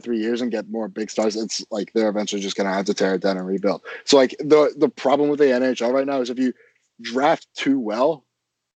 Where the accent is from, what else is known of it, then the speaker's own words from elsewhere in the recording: Florida, United States; I grew up in Florida